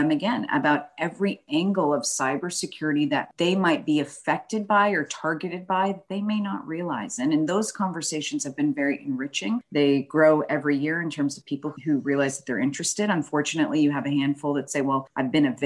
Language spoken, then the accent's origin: English; Boston, Massachusetts, United States; moved away as an adult; now in Houston, United States; the Northeast where I'm originally from, born and raised in Boston